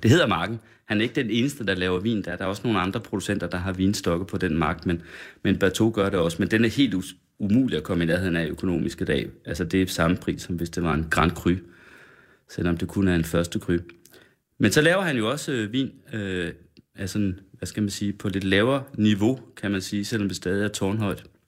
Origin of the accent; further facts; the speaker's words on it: Sønder Felding, West Jutland, Central Denmark Region, Denmark; now in Copenhagen, Denmark; Sønder Fælling i Vestjylland, den lille landsby, hvor jeg kommer fra